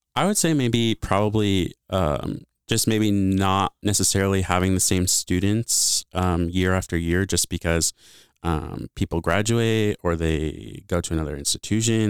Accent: Bloomington, Illinois, United States; moved away; also born or lived in Honolulu, Hawaii / Treasure Island, California; I grew up in Bloomington, Illinois.

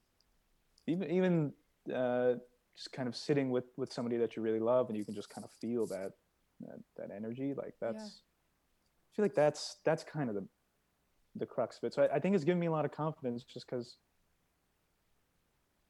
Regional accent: Iowa, United States; moved away as an adult; also born or lived in Los Angeles; coming from Iowa

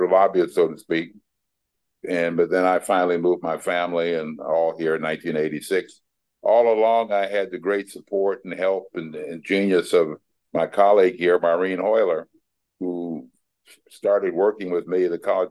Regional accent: Pueblo, Colorado, United States; moved away as an adult; also born or lived in Chicago / Milwaukee; now in Washington, D.C., United States; I grew up in Chicago and Colorado, Pueblo specifically, graduated from Pueblo Catholic High School

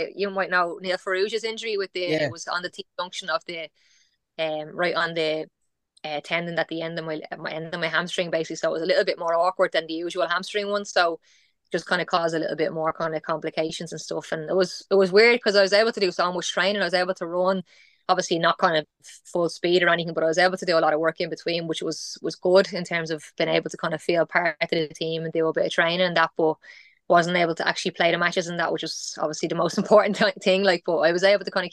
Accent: Ireland; moved away as an adult; also born or lived in Italy; I was ready to come home

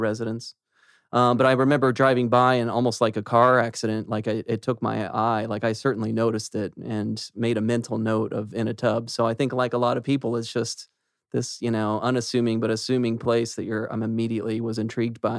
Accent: Olathe, Kansas, United States; I was a Kansas kid, Olathe

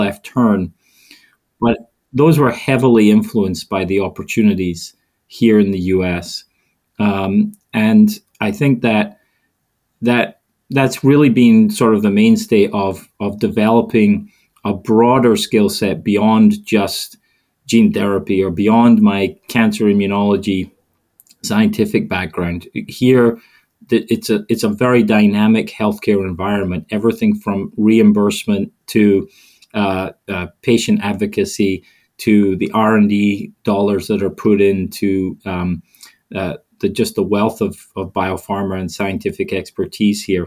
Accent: Scotland, United Kingdom; moved away as an adult; also born or lived in England; now in United States; growing up in Scotland and then spending some time in England

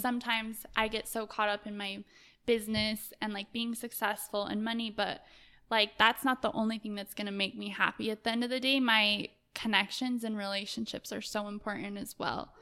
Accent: Salt Lake City, Utah, United States; I grew up in Salt Lake, and, um, I came from, I would say, like, a lower class family

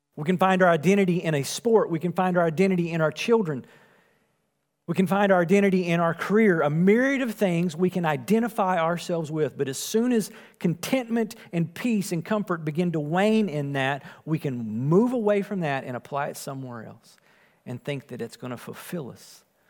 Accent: Wills Point, Texas, United States; I was born and raised in Wills Point

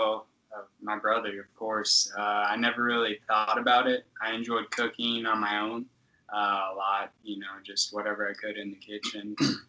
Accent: Tucson, Arizona, United States; I grew up down in Tucson my whole life and stayed down there. So I guess the food culture down there, you know, the Mexican culture was huge.

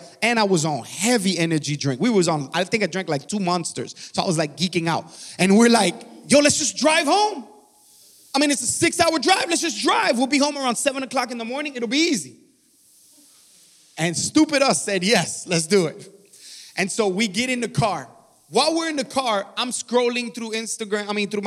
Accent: Miami, Florida, United States; now in Georgia, United States; I'm originally from Miami, Florida

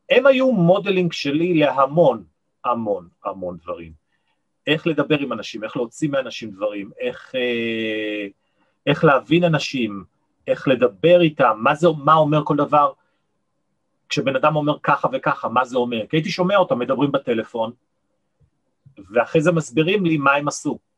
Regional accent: Nigeria; born there; אבא שלי היה אה, מהנדס ראשי בסולל בונה בארצות חוץ, בניגריה, לכן נולדתי גם באפריקה, בניגריה.

